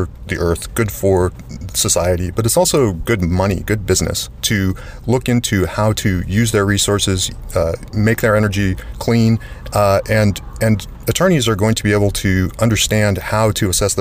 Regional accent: Alaska, United States; I'm from Alaska

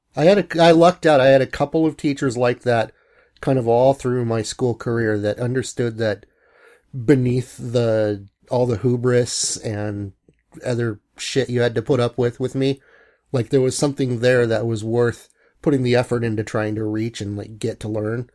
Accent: Bellingham, Washington, United States; also born or lived in Long Beach, California / Seattle; moved to Bellingham right after kindergarten

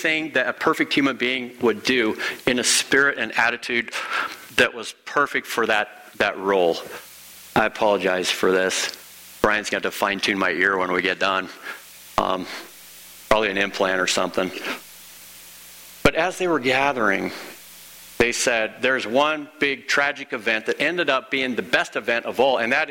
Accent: Illinois, United States; In the case of being from Illinois, I'm an Illinoisan

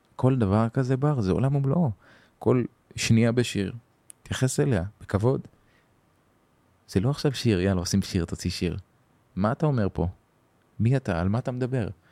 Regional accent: Hadera, Haifa District, Israel; גדלתי בחדרה

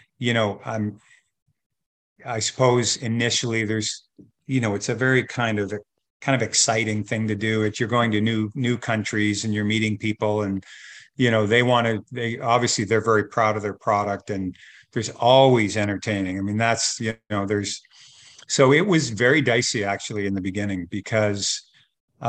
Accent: Burlington, Ontario, Canada; we're from Burlington

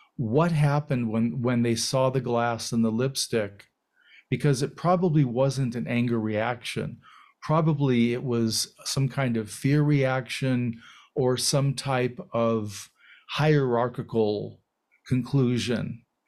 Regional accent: United States; being raised as an American

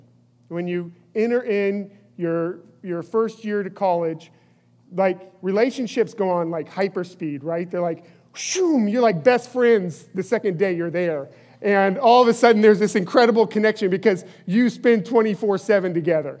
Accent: California, United States; I grew up in California

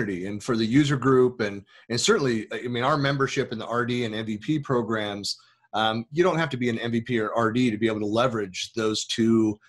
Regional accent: United States; being an American

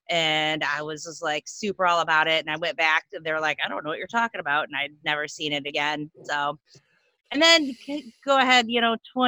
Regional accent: Ypsilanti, Michigan, United States; I'm from Ypsilanti. It's a like half-hour drive to Detroit

